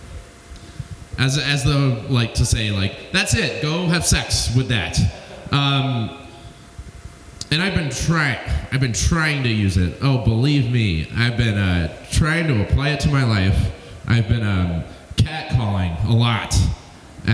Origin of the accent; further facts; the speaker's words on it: Alabama, United States; I'm from Alabama